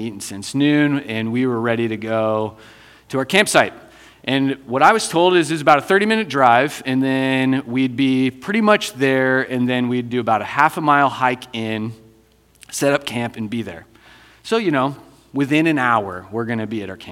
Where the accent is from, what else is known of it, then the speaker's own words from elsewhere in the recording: Iowa, United States; moved away as an adult; also born or lived in Cedar Falls, Iowa; now in Denver, United States; I'm originally from Iowa.